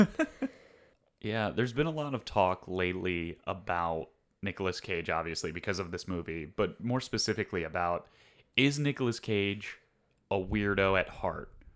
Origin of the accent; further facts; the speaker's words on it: Northeast, United States; I've always pronounced it menagerie, but I think that's because I'm from the Northeast